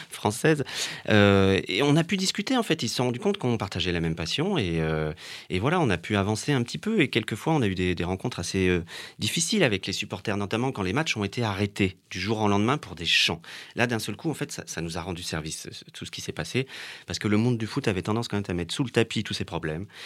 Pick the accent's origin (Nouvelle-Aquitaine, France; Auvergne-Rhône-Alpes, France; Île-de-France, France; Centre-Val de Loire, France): Île-de-France, France; Paris; Et on y allait en tant que Parisien gay.